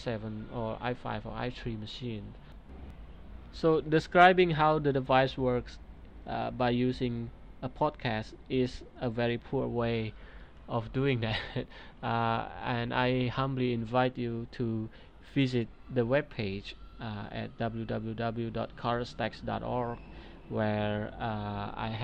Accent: Indonesia; my home country, Depok, Indonesia

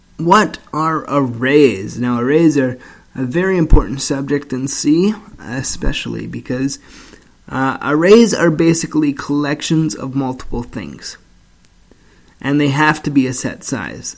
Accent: Canada; I'm from Canada

